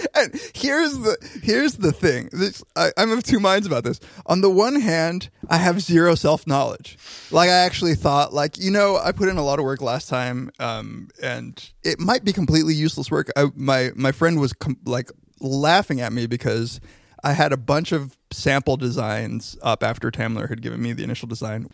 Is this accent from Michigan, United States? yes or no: no; Riverside, California, United States; I'm from Riverside